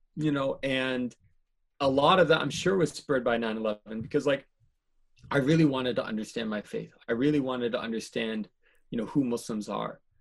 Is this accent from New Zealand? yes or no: no; East Coast, United States; also born or lived in Malaysia / South Korea; now in Michigan, United States; I grew up mostly on the East Coast between, uh, East Coast between New Jersey and Massachusetts